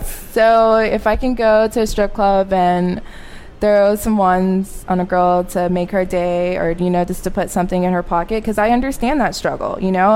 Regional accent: Arkansas, United States; moved away as an adult; now in Dallas, United States; I am from Arkansas

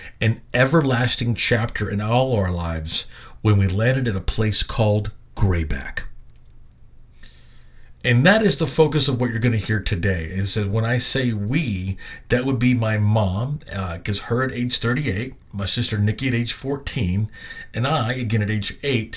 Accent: Little Rock, Arkansas, United States; also born or lived in Benton, Arkansas; Right after my 8th birthday, in March of 1982, we moved from Benton, Arkansas, to the natural state's capital and also the city of my birth, Little Rock.

